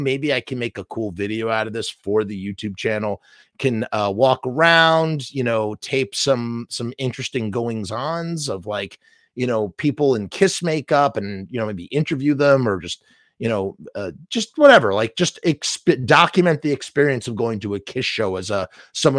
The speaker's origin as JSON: {"language": "English", "town": "New York City", "region": "New York", "country": "United States", "said": "I'm a New Yorker. I'm literally a stone skip away from going to Madison Square Garden"}